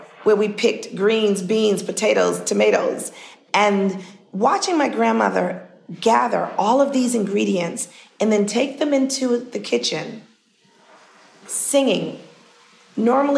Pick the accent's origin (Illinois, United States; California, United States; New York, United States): New York, United States; New York City; I was born in Harlem Hospital. We lived on 144th Street in Harlem